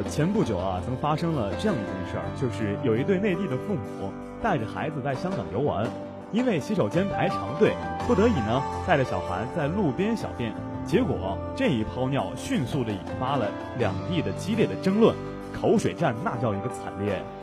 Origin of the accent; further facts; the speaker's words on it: China; 我们内地人